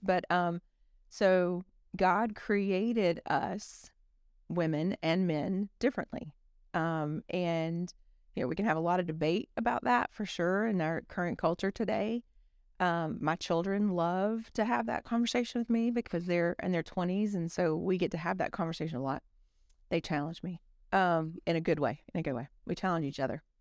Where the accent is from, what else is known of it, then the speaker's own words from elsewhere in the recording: South Alabama, United States; I'm from South Alabama